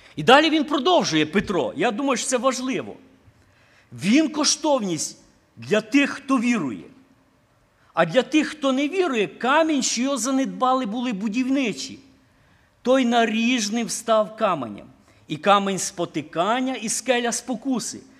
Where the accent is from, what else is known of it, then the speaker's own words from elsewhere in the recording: Ukraine; moved away; хата на Україні